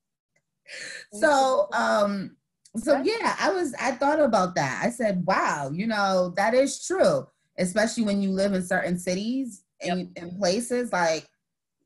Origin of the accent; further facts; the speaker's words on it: Boston, Massachusetts, United States; now in Chicago, United States; growing up in Boston, I went to I went to a decent sized church, so I moved here